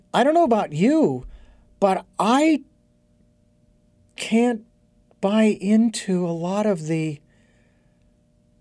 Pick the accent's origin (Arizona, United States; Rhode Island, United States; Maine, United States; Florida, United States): Arizona, United States; Phoenix; growing up in Phoenix, it was always hot.